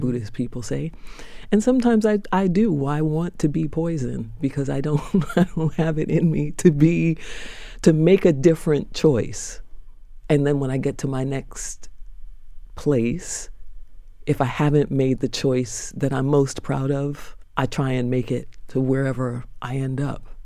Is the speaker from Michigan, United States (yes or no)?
no; New York, United States; Born in Harlem Hospital